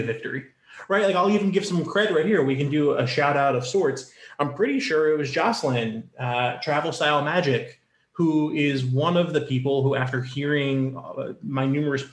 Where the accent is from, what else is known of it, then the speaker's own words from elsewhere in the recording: North Carolina, United States; I grew up in North Carolina